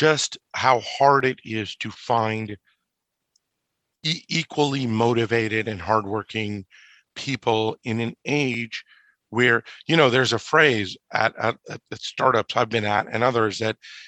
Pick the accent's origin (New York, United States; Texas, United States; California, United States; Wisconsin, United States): California, United States; Orange County; I grew up in Orange County, California